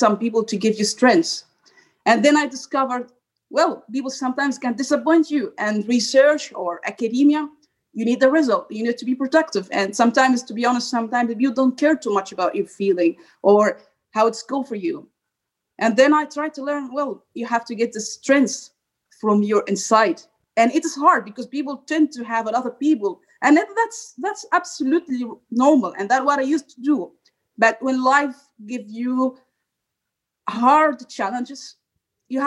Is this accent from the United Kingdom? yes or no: no; Egypt; moved away as an adult; now in Brussels, Belgium; I'm from Egypt, so when I was in faculty engineering, I was a top student.